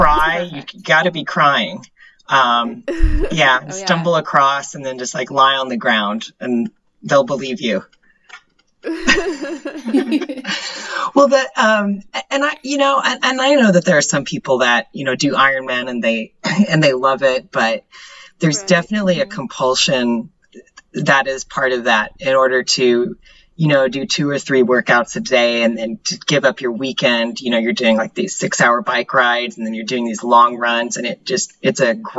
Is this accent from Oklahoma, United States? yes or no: yes; Oklahoma, United States; moved away as an adult; also born or lived in Germany / England; now in Florida, United States; I grew up in Oklahoma